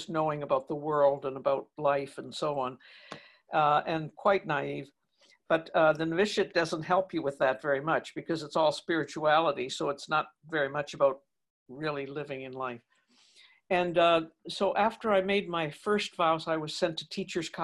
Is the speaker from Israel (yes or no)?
no; Toronto, Ontario, Canada; here we were then settled in Toronto and I was still in school with the sisters